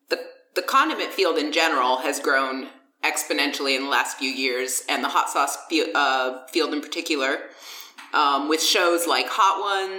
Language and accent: English; Brazil; moved away; I grew up in Brazil, where there are different varieties of peppers.